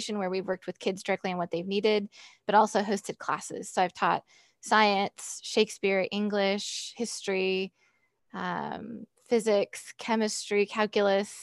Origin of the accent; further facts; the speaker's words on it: San Jose, California, United States; also born or lived in Ohio / Michigan; now in North Carolina, United States; I was born in San Jose, California. So I was born way on the other side of the country. So I was born and raised there